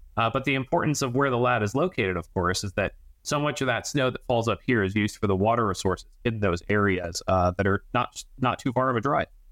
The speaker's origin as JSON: {"language": "English", "town": "Denver", "region": "Colorado", "country": "United States", "tie": "born or raised there", "moved": "yes", "said": "I grew up on the Front Range of Denver, Colorado, and, and southeastern metro area"}